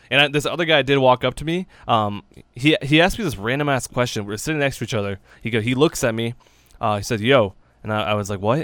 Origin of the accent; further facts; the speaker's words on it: New Hampshire, United States; we're from New Hampshire.